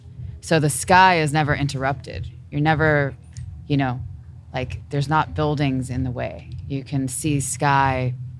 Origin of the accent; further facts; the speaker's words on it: Houston, Texas, United States; we're from Houston.